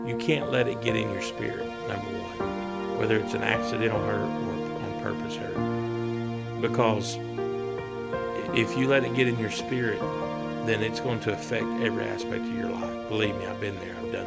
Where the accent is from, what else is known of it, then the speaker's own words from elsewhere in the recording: East Tennessee, United States; I grew up in East Tennessee. I was living in Maryville and Knoxville.